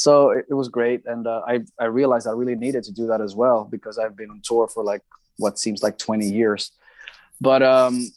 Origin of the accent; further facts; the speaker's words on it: Greece; in my hometown here in Greece